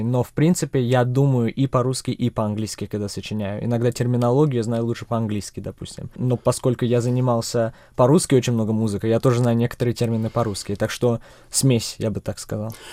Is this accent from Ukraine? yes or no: no; Czechia; also born or lived in Russia; Для меня э, родной дом все-таки Чехия. Я родился в России, но три недели спустя переехали мы сюда